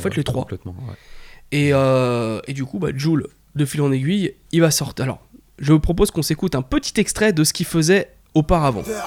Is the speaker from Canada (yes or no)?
no; Paris, Île-de-France, France; Moi, je suis un Parisien